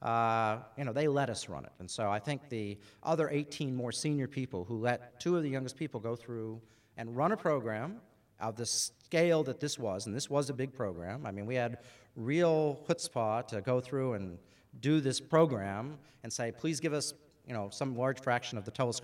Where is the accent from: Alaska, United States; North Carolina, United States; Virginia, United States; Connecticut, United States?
Alaska, United States; moved away as an adult; also born or lived in Boston; now in Australia; I grew up in Alaska.